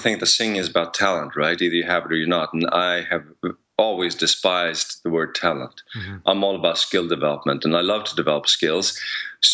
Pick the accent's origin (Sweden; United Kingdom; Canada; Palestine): Sweden; English is a second language; now in United States; I come from Sweden, so now that I'm in the US, I'm dealing with a different language also